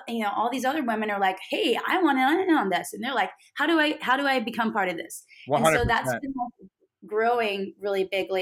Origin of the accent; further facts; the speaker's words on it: Beaumont, Texas, United States; And I'm from Beaumont's in that area